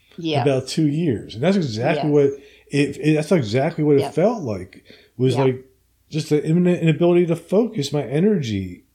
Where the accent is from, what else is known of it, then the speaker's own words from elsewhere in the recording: New Jersey, United States; moved away as an adult; now in Alabama, United States; I moved from New Jersey down to Alabama. And I've been here for 3 or 4 years.